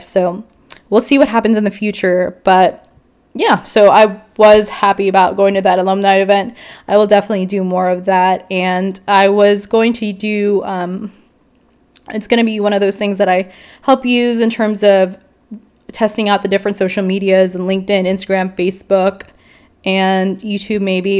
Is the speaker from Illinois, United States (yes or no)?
yes; Chicago, Illinois, United States; moved away as an adult; also born or lived in Houston; now in San Antonio, United States; I was originally raised in Chicago, and then I went to college in Houston